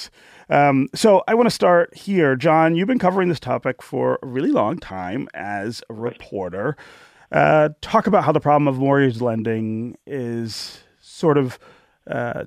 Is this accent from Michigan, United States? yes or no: yes; Detroit, Michigan, United States; growing up in Detroit in the 1970s and the 80s